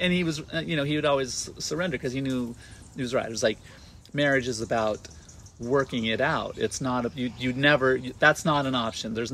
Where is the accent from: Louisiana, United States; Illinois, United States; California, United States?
California, United States; I was born in San Diego